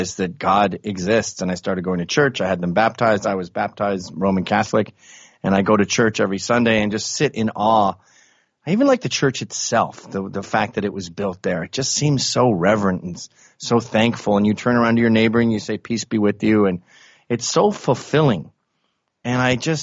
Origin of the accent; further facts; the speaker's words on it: Canada; moved away as an adult; also born or lived in England; now in New York City, United States; I was born in England. I grew up in Canada, moved to America when I was 29.